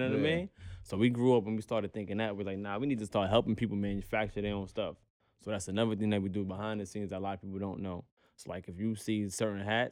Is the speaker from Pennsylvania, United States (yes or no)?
no; New York City, New York, United States; we're from Brownsville. I'm from Brooklyn